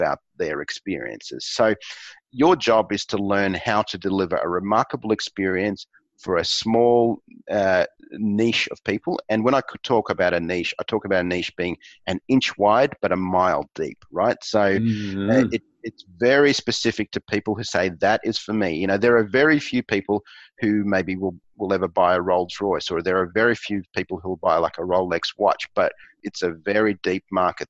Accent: Australia; accent: Aussie; my Aussie accent

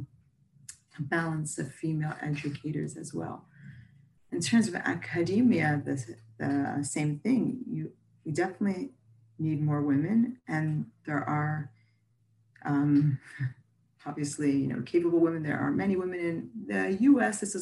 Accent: United States; now in Israel; I'm American originally

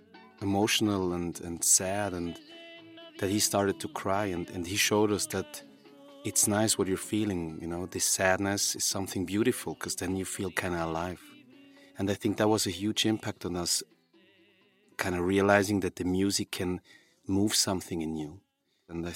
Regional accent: Switzerland; We were born and raised in Switzerland.

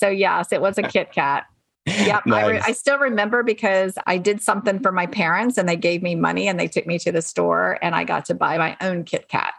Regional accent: North Carolina, United States; So I actually grew up in North Carolina.

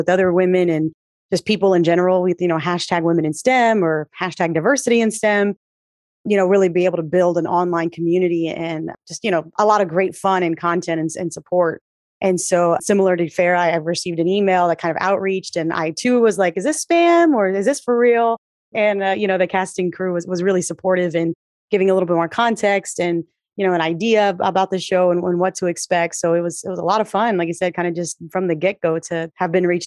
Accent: South Texas, United States; moved away as an adult; also born or lived in Milwaukee, Wisconsin; I'm originally from South Texas, a fourth generation Tejana

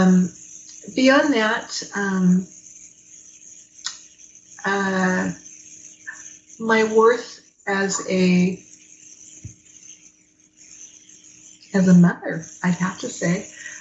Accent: Fresno, California, United States; also born or lived in Los Angeles; I grew up in Fresno, which was just so different from Los Angeles

